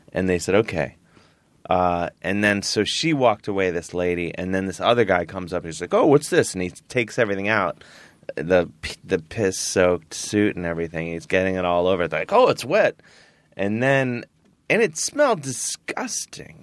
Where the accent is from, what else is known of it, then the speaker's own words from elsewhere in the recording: Cleveland, Ohio, United States; moved away; I'm from Cleveland. I'm a regular dude